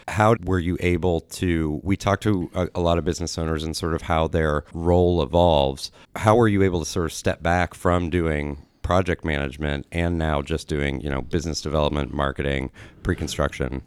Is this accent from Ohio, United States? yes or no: yes; Columbus, Ohio, United States; I grew up on Indianola Avenue